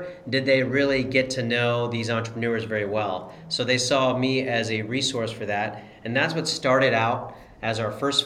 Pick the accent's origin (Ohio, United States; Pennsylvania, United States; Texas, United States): Ohio, United States; Columbus; also born or lived in Cincinnati / Chicago; I grew up in Columbus